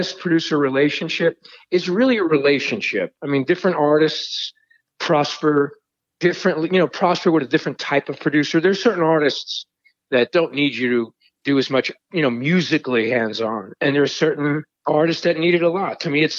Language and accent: English; New York City, New York, United States; I'm from Brooklyn